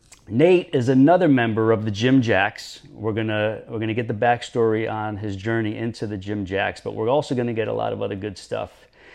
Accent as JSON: {"language": "English", "town": "New York City", "region": "New York", "country": "United States", "tie": "born or raised there", "moved": "yes", "said": "we were both made in Brooklyn."}